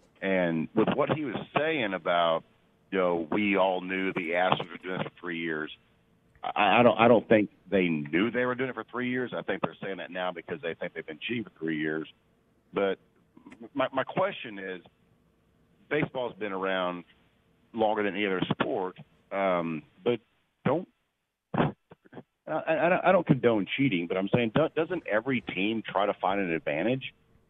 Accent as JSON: {"language": "English", "town": "Houston", "region": "Texas", "country": "United States", "tie": "born or raised there", "said": "I grew up in Houston."}